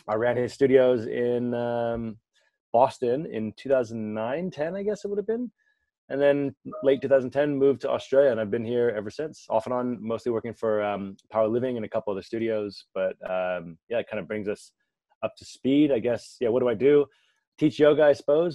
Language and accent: English; California, United States; I'm originally from California